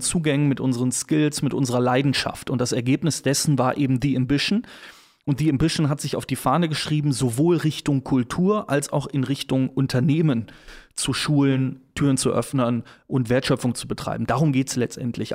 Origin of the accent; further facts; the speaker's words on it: Cologne, North Rhine-Westphalia, Germany; als gebürtiger Kölner